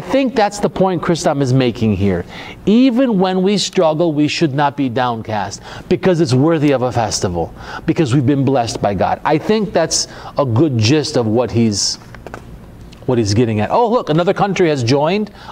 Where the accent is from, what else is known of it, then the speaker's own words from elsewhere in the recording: United States; I grew up in America